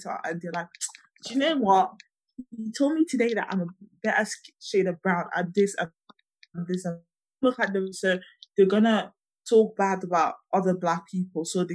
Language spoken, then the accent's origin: English; Abu Dhabi, United Arab Emirates; now in United Kingdom; I grew up in Abu Dhabi